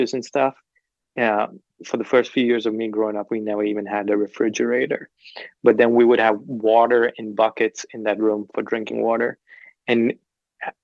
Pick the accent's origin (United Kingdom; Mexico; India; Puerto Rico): India; Kolkata, West Bengal; now in Nashville, United States; I grew up in the heart of Calcutta.